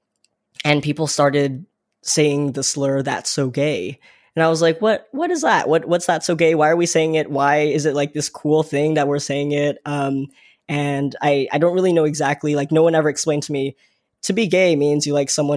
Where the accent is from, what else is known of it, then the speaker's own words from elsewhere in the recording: Vaughan, Ontario, Canada; I grew up in the greater Toronto area. I grew up in Vaughan, and even deeper into that, Woodbridge